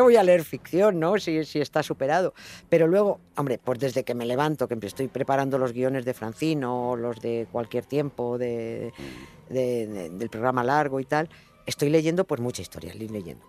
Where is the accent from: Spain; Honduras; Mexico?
Spain; Madrid, Community of Madrid; yo vivía en un piso en Villaverde, en un barrio muy... en los extrarradios de Madrid